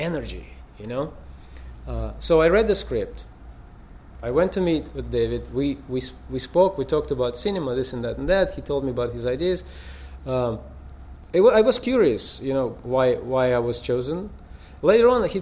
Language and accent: English; Russia; now in United States; I come from Russia